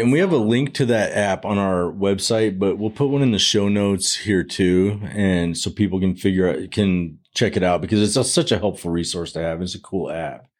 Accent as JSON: {"language": "English", "region": "Arizona", "country": "United States", "tie": "born or raised there", "said": "I was born and raised in Arizona."}